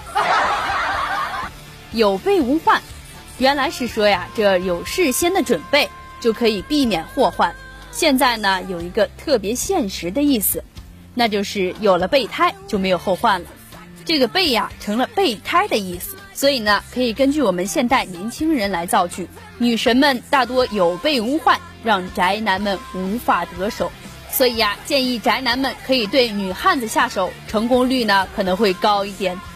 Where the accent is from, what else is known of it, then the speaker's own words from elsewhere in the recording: Taiyuan, Shanxi, China; 我是山西太原人